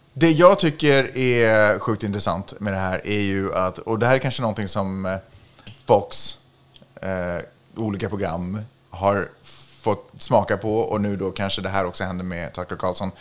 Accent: Sweden; jag är ju svensk

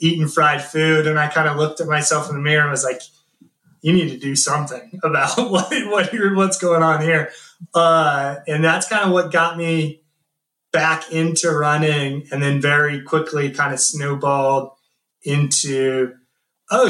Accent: Columbus, Nebraska, United States; also born or lived in Lincoln, Nebraska; I'm actually from Lincoln, Nebraska, or Columbus, Nebraska, but went to school at University of Lincoln

